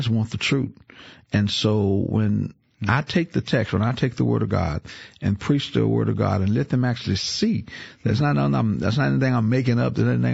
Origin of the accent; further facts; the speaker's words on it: New Orleans, Louisiana, United States; I grew up in New Orleans, been there all my life